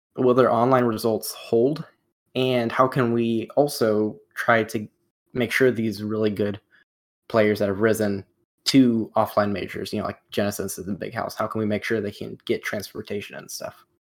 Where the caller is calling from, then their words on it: Durham, North Carolina, United States; I'm calling in from Durham, North Carolina.